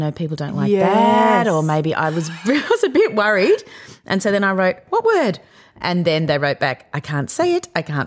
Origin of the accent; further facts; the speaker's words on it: Yarra Valley, Victoria, Australia; I grew up in the Yarra Valley